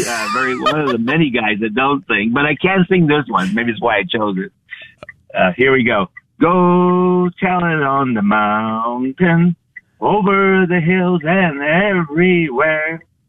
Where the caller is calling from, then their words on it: San Antonio, Texas, United States; San Antonio, Texas.